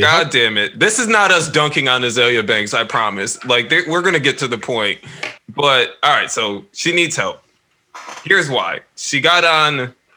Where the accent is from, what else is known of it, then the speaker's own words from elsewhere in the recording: the North, United States; I'm from the North.